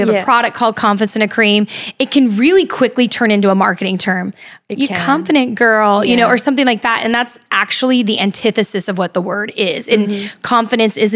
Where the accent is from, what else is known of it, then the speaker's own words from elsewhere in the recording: California, United States; moved away as an adult; also born or lived in Midwest; I went to the Midwest to go to school. I'm from California